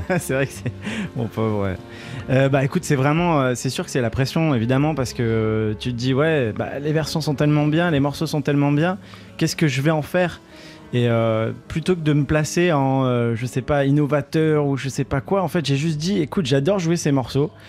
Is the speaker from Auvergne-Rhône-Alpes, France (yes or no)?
no; Nîmes, Occitania, France; Les sudistes, c'est nous les sudistes. Moi, je suis de Nîmes aussi.